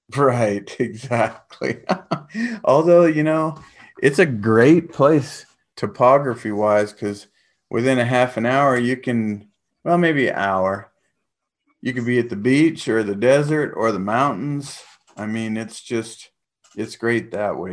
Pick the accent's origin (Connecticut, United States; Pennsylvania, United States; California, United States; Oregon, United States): California, United States; San Diego; moved away as an adult; also born or lived in Guam / Los Angeles / Big Bear; now in Texas, United States; spent most of my life, um, in San Diego.